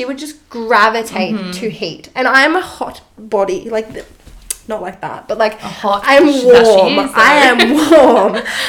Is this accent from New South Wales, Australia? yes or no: no; Melbourne, Victoria, Australia; now in Sydney, Australia; I'm from Melbourne.